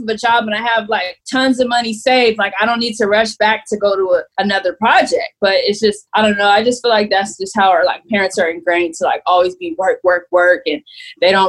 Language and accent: English; Los Angeles, California, United States; I'm from Los Angeles.